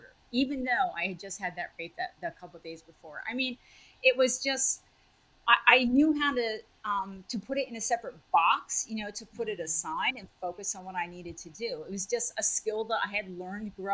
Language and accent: English; New Jersey, United States; moved away as an adult; also born or lived in California; I grew up in New Jersey, so it was a big move for me all the way across the country